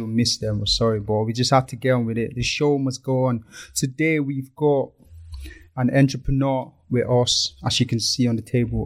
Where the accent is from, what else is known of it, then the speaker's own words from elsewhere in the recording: Lagos, Nigeria; moved away; we grew up in Lagos